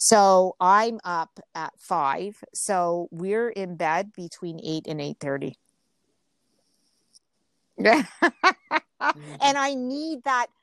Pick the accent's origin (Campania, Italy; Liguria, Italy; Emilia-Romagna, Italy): Liguria, Italy; Genoa; when I got off the airplane and was driving into where I grew up in Genova, they were everywhere.